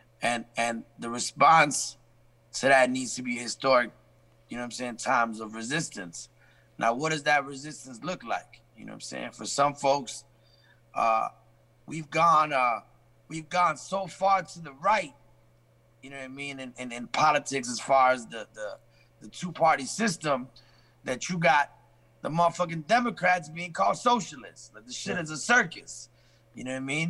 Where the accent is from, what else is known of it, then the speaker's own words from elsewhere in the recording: Chicago, Illinois, United States; moved away as an adult; also born or lived in England; now in Bronx, United States; I went to high school, grammar school in Chicago